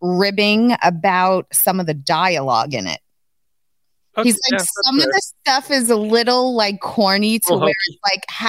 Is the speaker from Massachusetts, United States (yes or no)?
no; New York City, New York, United States; also born or lived in Queens, New York; I came from East New York, Brooklyn, where like people wore like Timberlands, Jordan